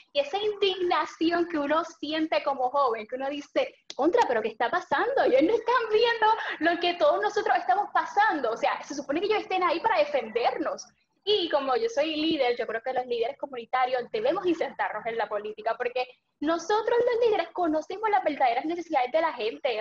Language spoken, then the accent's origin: Spanish; Aguada, Puerto Rico; puedo servir a mi pueblo